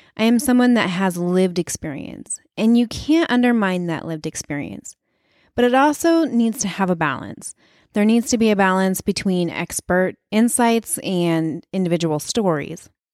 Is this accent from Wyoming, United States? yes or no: yes; Wyoming, United States; moved away; I'm from Wyoming